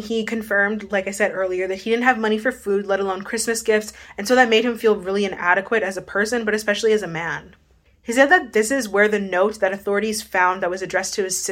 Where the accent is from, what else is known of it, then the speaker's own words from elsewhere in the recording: Winnipeg, Manitoba, Canada; I'm from Winnipeg